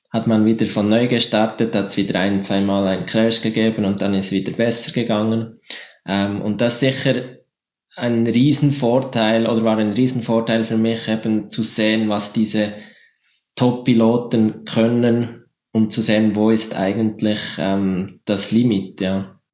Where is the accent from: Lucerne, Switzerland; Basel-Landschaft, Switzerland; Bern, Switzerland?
Bern, Switzerland; Frutigen; Frutigen, da wo ich aufgewachsen bin, hat man nach der Flugschule einen ziemlich guten Anschluss mit dem, mit dem lokalen Club.